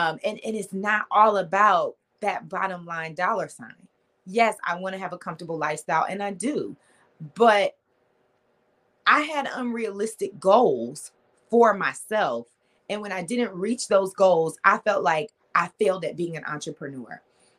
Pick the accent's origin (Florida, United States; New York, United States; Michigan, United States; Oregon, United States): Michigan, United States; Detroit; Yes, I did. Born and raised.